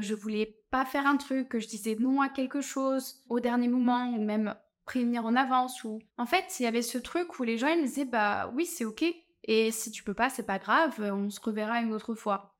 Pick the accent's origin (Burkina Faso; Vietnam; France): France; accent: French; moved away; avoir mon accent français